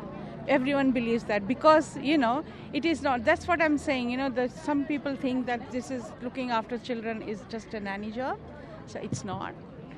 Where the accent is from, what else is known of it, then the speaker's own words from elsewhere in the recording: Dandenong, Victoria, Australia; No, I'm from Dandenong.